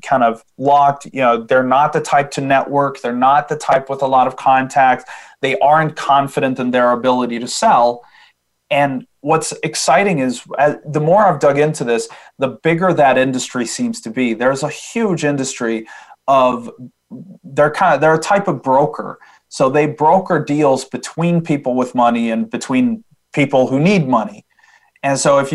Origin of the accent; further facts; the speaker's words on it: Sweden; I'm from Sweden